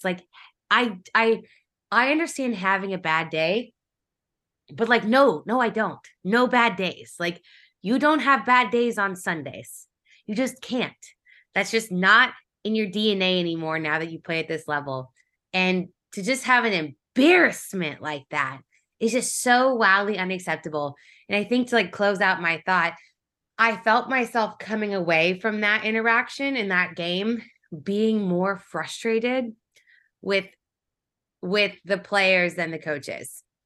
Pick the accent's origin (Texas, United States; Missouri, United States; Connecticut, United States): Missouri, United States; Kansas City; I grew up in Kansas City